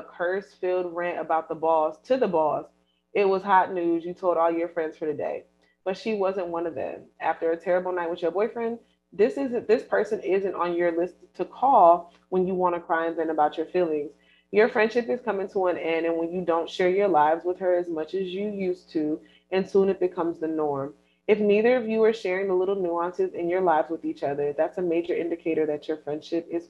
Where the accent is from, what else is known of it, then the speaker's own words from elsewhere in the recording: California, United States; I grew up in California